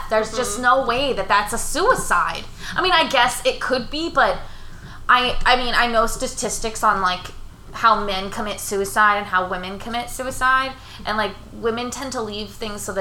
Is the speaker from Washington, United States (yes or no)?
no; Schenectady, New York, United States; in Schenectady. Was it really? And that's like my hometown